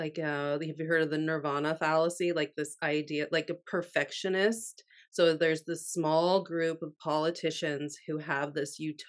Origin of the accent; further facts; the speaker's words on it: Canada; now in United States; I'm Canadian who lives in America